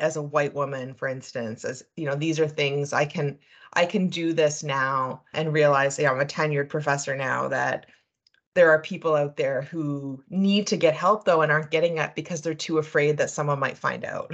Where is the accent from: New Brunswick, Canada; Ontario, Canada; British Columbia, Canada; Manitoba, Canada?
New Brunswick, Canada; moved away as an adult; also born or lived in Montreal, Quebec; now in Calgary, Canada; I'm actually originally from the East Coast, so I grew up in New Brunswick.